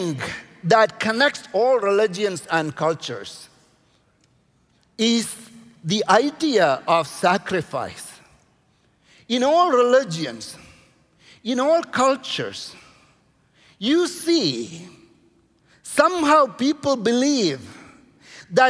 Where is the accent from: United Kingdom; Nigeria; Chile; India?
India; I'm coming from India